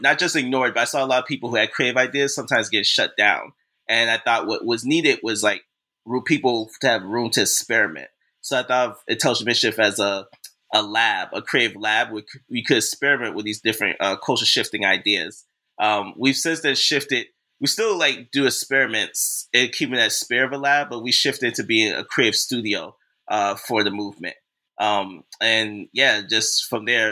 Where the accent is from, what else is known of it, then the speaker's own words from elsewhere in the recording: Boston, Massachusetts, United States; moved away as an adult; now in Brooklyn, United States; I was born and raised in Boston, Massachusetts.